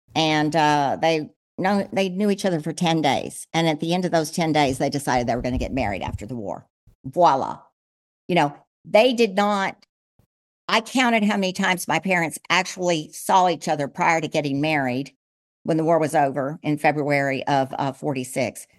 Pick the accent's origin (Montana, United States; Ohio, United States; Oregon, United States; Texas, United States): Texas, United States; El Paso; also born or lived in San Antonio / Ole Miss (Mississippi); I was born in El Paso, so I'm a Texan